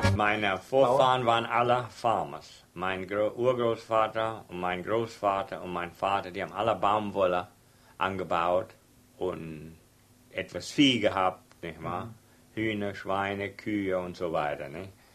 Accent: Texas, United States; accent: Texas German; first language German; Obwohl das Deutsch war etwas vermischt, dass wir Texas Deutsch nennen

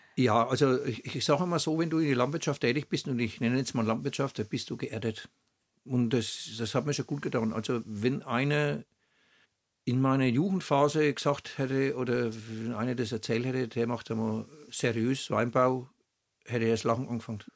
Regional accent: Oberschwarzach, Bavaria, Germany; accent: Franconian; Ich wurde in Oberschwabach geboren, auf dem Kanapee, um halb acht.

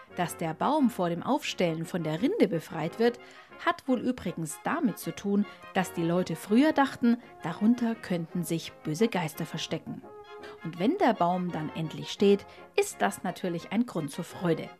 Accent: Bavaria, Germany; Bei uns in Bayern

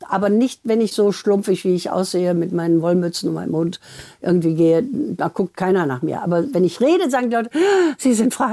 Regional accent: Essen, North Rhine-Westphalia, Germany; Und ich komme ja aus Essen, also ich kann den auch.

